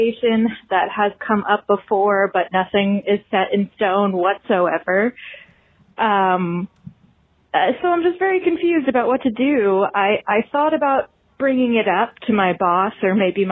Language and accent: English; Philadelphia, Pennsylvania, United States; now in Pittsburgh, United States; I grew up in Philly